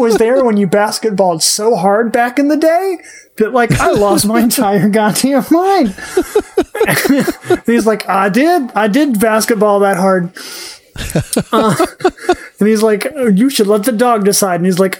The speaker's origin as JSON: {"language": "English", "region": "Oklahoma", "country": "United States", "tie": "born or raised there", "said": "I grew up in Oklahoma."}